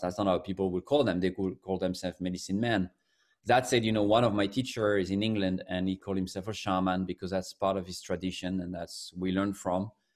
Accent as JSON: {"language": "English", "country": "France", "also_born_or_lived": "United Kingdom / United States", "moved": "as an adult", "lives_now": "New York, United States", "said": "I'm from France originally, but I've been in the U S for fifteen years now."}